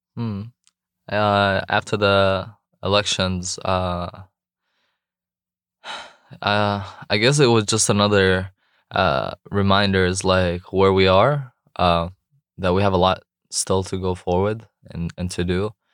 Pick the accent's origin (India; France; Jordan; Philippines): Jordan; English is a second language; moved away as an adult; also born or lived in Raleigh, North Carolina, United States; now in North Carolina, United States; I was born in Raleigh, actually, at Rex Hospital. Grew up overseas in Jordan.